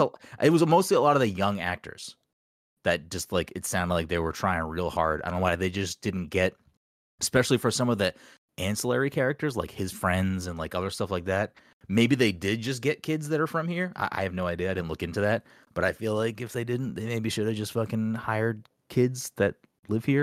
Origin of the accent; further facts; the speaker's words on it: Chelsea, Massachusetts, United States; also born or lived in Peabody, Massachusetts; now in Salem, United States; I grew up in Chelsea